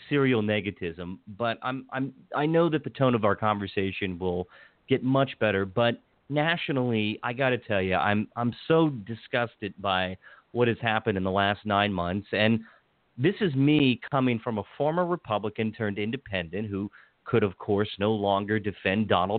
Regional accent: Washington County, Western Maryland, United States; now in Montgomery County, United States; I live in Montgomery County. I grew up in the culturally conservative Western Maryland

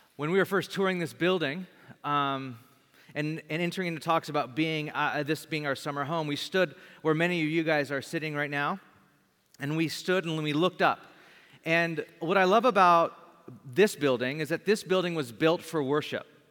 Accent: Bakersfield, California, United States; I lived in, I grew up in Bakersfield, California. Great town to be from

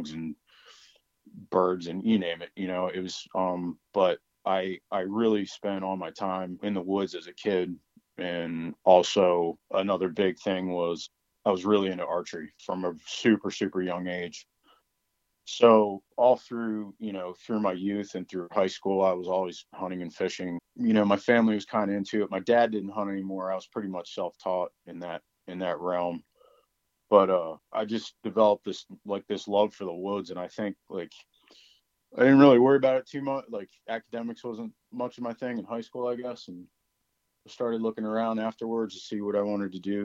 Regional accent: northern Delaware, United States; also born or lived in Adirondacks, New York / West Virginia / Morgantown, West Virginia; I grew up in the northern part of the state before it got overdeveloped

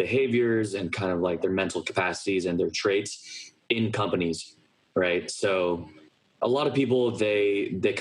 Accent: Los Gatos, California, United States; moved away as an adult; also born or lived in New York; I grew up in Los Gatos from basically birth until 18, until I moved away from college

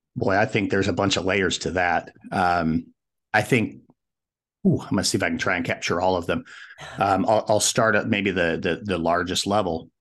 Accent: Wyoming, United States; also born or lived in Colorado; decided to head back to my home state, which is Wyoming.

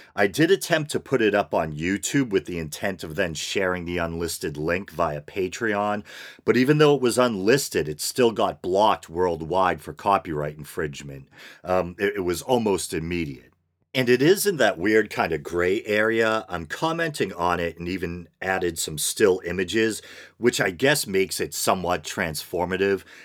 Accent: United States; as an American

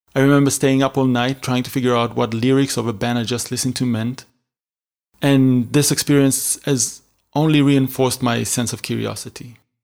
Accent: Israel; moved away as an adult; also born or lived in Berlin; I was born and raised in Israel in a small town next to Tel Aviv.

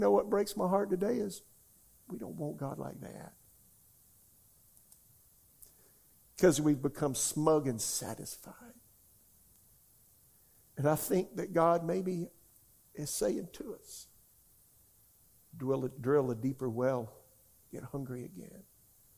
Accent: Florence, South Carolina, United States; now in Raleigh, United States; a charismatic church in my hometown, Florence, South Carolina

